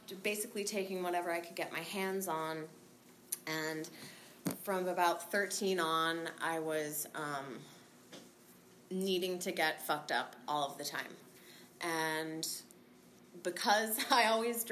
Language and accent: English; San Francisco, California, United States; also born or lived in Marin County, California; We grew up in San Francisco and then moved to Marin when we were 13